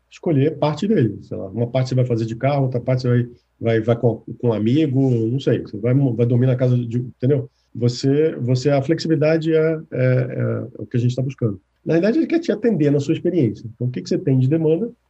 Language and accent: Portuguese; Recife, Pernambuco, Brazil; now in Fortaleza, Brazil; Eu sou recifense, nasci em Recife, morei pouco tempo, mas voltei depois de casado a trabalho.